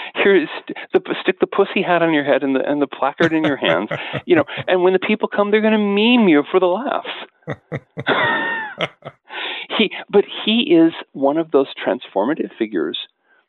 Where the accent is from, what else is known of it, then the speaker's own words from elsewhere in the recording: Washington, United States; where I grew up on the Pacific Coast in Washington State